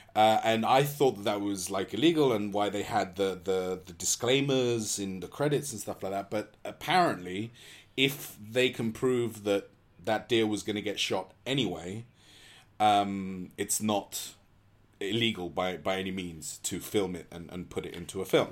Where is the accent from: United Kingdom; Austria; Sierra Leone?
United Kingdom; England; as an English person